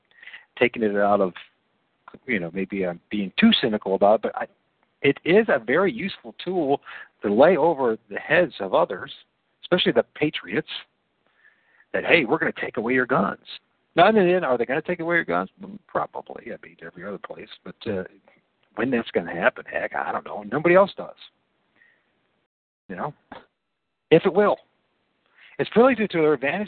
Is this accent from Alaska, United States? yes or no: no; Toledo, Ohio, United States; I'm from Toledo, Ohio